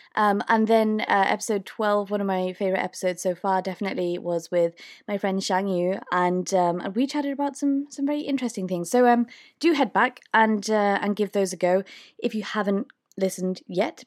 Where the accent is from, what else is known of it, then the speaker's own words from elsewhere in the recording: United Kingdom; accent: British; I'm from the U K